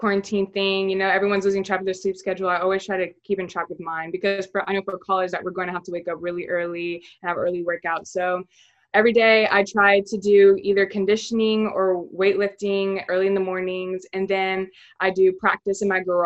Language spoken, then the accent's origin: English; Keller, Texas, United States; I'm from Keller, Texas, and I'm 17 years old.